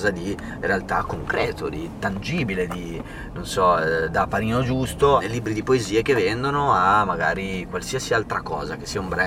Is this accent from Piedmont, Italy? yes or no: no; Modena, Emilia-Romagna, Italy; io sai che sono di Modena.